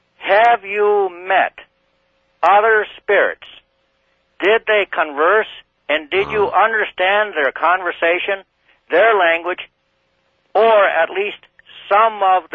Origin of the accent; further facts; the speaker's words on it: northeastern Minnesota, United States; I was born deep in the wilderness near the Canadian border in the Superior National Forest of northeastern Minnesota.